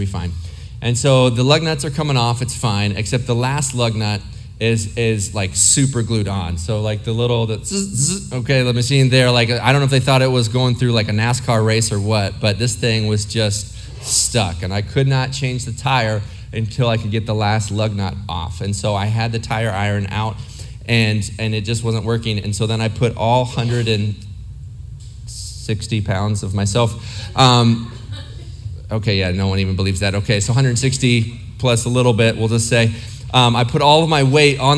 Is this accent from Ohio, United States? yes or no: yes; Ohio, United States; now in Arizona, United States; I lived in several places. I grew up mostly in Ohio.